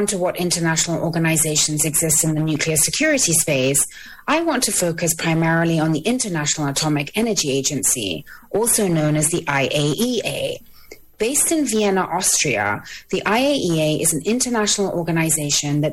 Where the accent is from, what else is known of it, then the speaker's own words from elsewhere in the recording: United Kingdom; now in Washington, D.C., United States; While I am British, I am based in Washington, D.C.